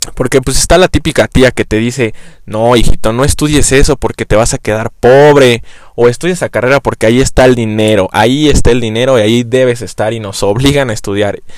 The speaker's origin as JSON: {"language": "Spanish", "region": "Mexico City", "country": "Mexico", "said": "soy chilango"}